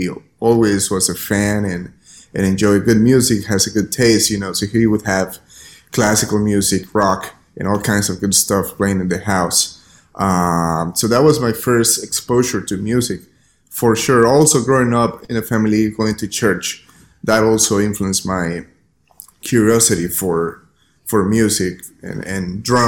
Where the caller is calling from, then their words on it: New Orleans, Louisiana, United States; I'm speaking from the city of New Orleans in Louisiana.